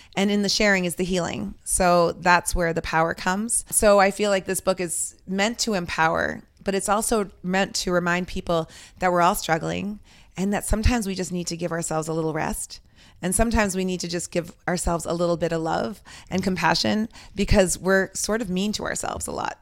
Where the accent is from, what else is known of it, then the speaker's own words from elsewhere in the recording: Westwood, Massachusetts, United States; also born or lived in Lebanon; we have been in Westwood since I was five years old